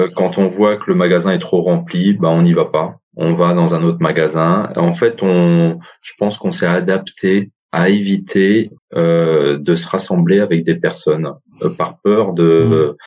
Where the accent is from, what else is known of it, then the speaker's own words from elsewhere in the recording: Montreuil, Île-de-France, France; also born or lived in Paris; je suis né à Paris et j'ai grandi à Montreuil